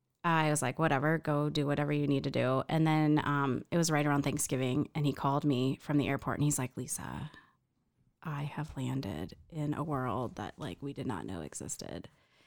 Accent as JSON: {"language": "English", "region": "Ohio", "country": "United States", "also_born_or_lived": "Midwest", "moved": "as an adult", "lives_now": "Reno, United States", "said": "And you say Ohio, because I just got Nevada license plates on my car."}